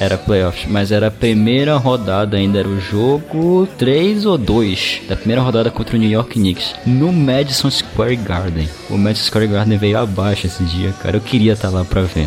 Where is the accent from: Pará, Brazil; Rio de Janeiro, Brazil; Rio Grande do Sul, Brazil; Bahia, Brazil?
Pará, Brazil; Belém; sou de Belém do Pará